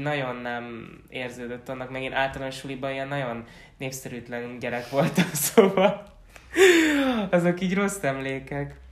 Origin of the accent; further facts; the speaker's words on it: Csömör, Pest, Hungary; moved away; ugye amikor még csömörön laktunk, amikor még nagyon kis kicsike voltam